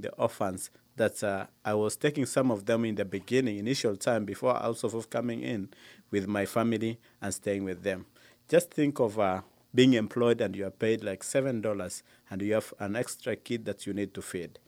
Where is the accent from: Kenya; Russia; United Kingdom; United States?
Kenya; Lodwar, Turkana County; I was born in Lodoar